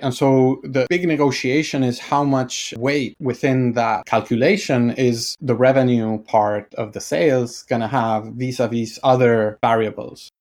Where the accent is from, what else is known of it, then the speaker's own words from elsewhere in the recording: Argentina; I'm from Argentina